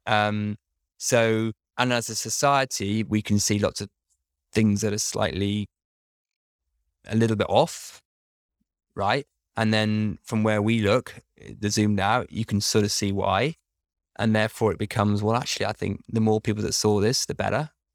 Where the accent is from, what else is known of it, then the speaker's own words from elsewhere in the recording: United Kingdom; I'm British